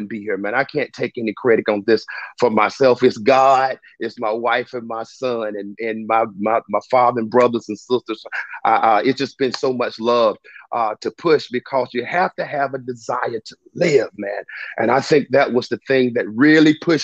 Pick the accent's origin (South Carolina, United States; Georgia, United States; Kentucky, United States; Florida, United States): South Carolina, United States; Spartanburg; I'm from Spartanburg, South Carolina, born and raised